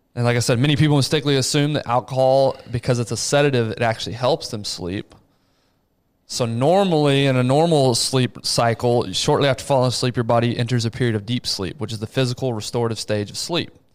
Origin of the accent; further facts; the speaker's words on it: Abilene, Texas, United States; I grew up in Abilene.